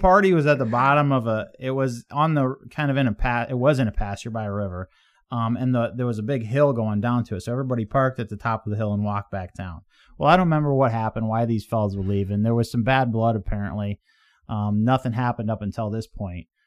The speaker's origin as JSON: {"language": "English", "region": "Midwest", "country": "United States"}